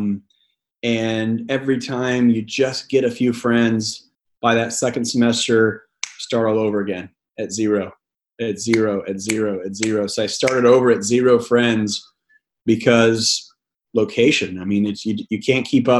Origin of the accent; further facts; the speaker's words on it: Glenpool, Oklahoma, United States; moved away as an adult; also born or lived in Tulsa, Oklahoma / Mississippi / Purdue; I was born in Tulsa, Oklahoma. Grew up in a little rural town called Glenpool